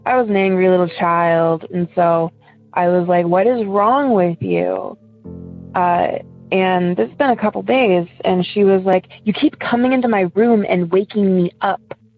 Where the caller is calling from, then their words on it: Ohio, United States; I'm from Ohio.